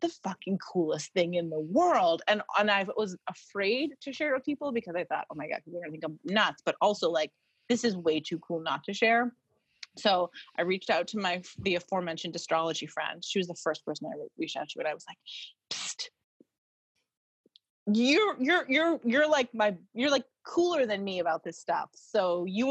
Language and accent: English; Maine, United States; moved away; also born or lived in Boston; I'm from Maine